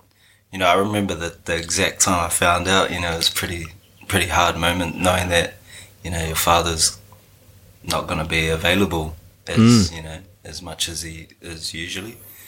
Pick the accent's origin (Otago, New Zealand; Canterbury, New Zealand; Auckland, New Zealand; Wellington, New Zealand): Wellington, New Zealand; Lower Hutt; I grew up in Lower Hutt in Wellington. There's a little house on Leighton Ave in Woburn, down by the train station there.